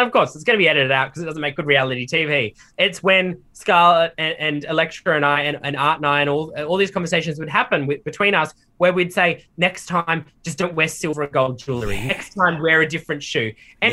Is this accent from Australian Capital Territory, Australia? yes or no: yes; Canberra, Australian Capital Territory, Australia; growing up in Canberra, I lived through the really horrific bushfires that happened there